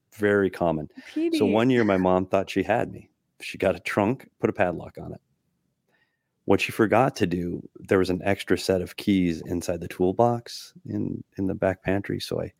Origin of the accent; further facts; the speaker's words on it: Minnesota, United States; I grew up in Minnesota with plenty of trees.